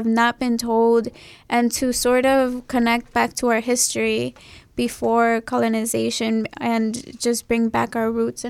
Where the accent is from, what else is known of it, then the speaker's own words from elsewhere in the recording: Chicago, Illinois, United States; I went on the northwest side at Von Steuben.